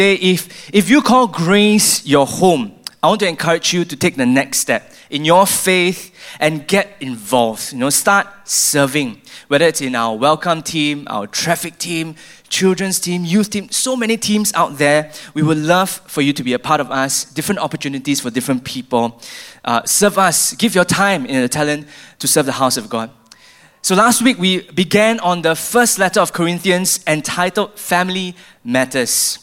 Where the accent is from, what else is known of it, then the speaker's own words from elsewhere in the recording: Singapore; I feel as a Singaporean